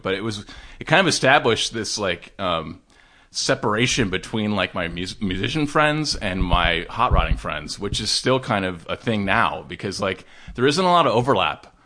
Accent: Laguna Niguel, California, United States; also born or lived in Dana Point; I actually grew up in Laguna Niguel and Dana Point

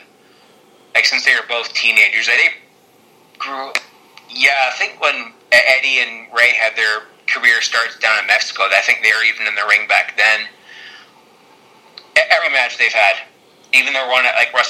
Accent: Canada; I'm Canadian.

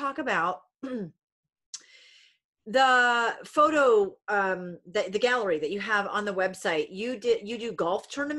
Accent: Rhode Island, United States; I'm originally from Rhode Island. My grandma's in New Hampshire. Yeah, I am. Yeah, we're New Englanders.

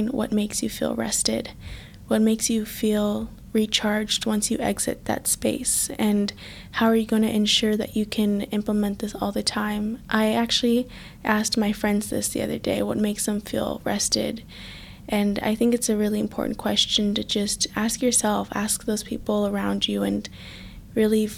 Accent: United States; growing up in America

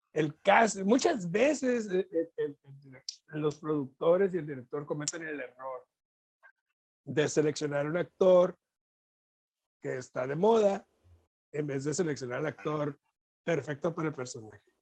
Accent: Mexico; ser mexicano

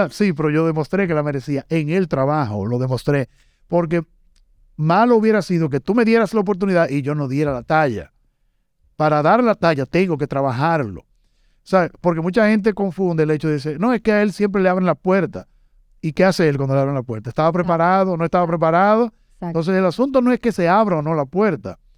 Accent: Santiago de los Caballeros, Santiago, Dominican Republic; Yo soy de Santiago

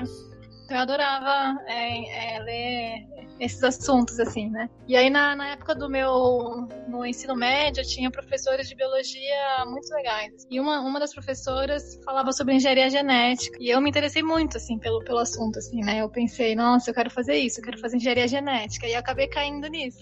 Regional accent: Mogi Mirim, São Paulo, Brazil; moved away as an adult; also born or lived in Campinas; eu nasci em São Paulo, mas fomos para o interior, né? Nós crescemos em Mojimirim

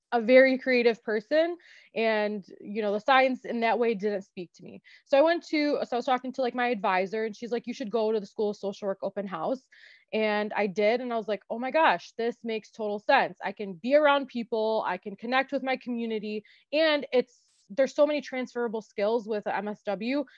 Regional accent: Dearborn, Michigan, United States; I was born and raised in Dearborn um, to Lebanese immigrant parents

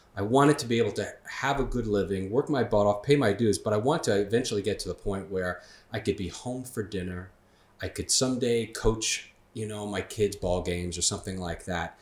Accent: Long Island, New York, United States; born and raised on Long Island

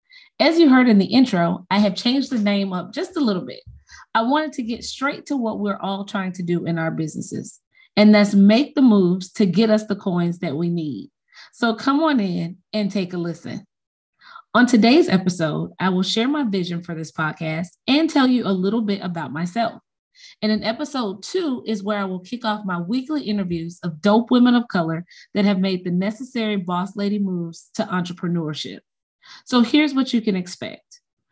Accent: Chicago, Illinois, United States; now in Athens, United States; I was born in Chicago and grew up on the west side of the city.

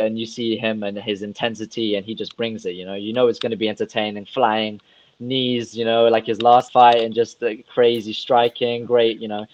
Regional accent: Russia; I'm from a whole different part of the world. I'm from Russia

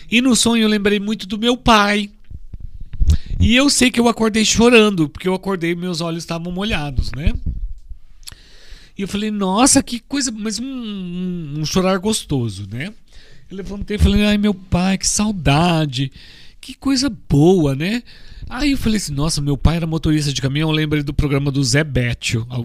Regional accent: United States; now in Brazil; Eu quero achar meu papel porque eu sou americano. Eu tô no Brasil, vim parar no Brasil no final, mas eu nasci nos Estados Unidos

